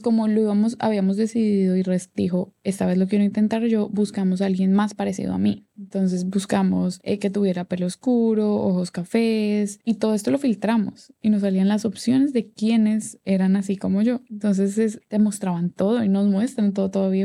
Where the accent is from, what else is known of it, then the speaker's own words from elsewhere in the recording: Colombia; now in Atlanta, United States; soy cantante y compositora orgullosamente colombiana. En este momento vivo en Atlanta, en Estados Unidos.